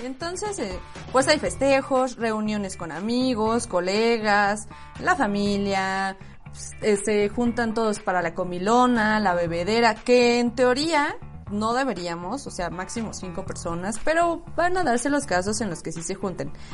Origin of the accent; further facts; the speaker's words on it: Mexico; como cualquier mexicana